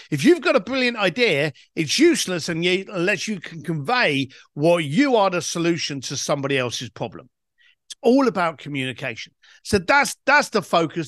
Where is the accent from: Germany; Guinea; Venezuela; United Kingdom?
United Kingdom; London; I was a bricklayer from East London